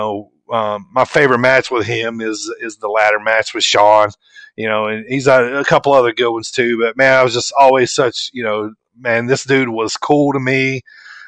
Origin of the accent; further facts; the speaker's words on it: the South, United States; I grew up in the South